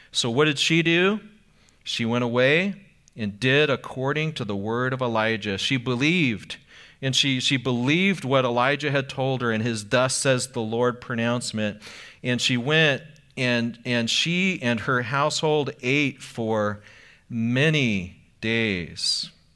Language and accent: English; Anaheim, California, United States; I grew up in Anaheim